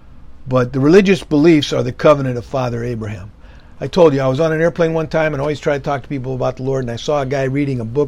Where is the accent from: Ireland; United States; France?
United States; I was born in America in the 50s